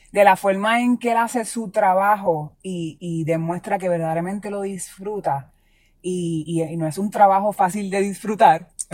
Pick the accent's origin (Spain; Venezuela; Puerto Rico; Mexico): Puerto Rico; como puertorriqueños